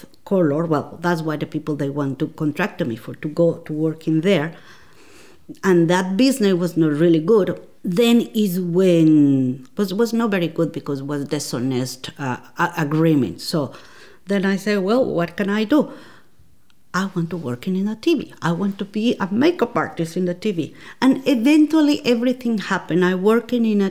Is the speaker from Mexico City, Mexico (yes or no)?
yes; Mexico City, Mexico; English is a second language; moved away as an adult; also born or lived in Baja California; now in Launceston, Australia; I am from Mexico City. I was born there in Mexico City